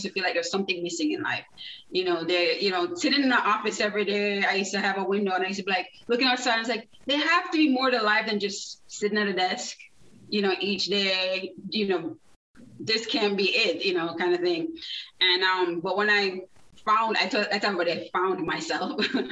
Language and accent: English; Jamaica; moved away as an adult; now in South Florida, United States; I was born in Jamaica. So I lived there about 19 years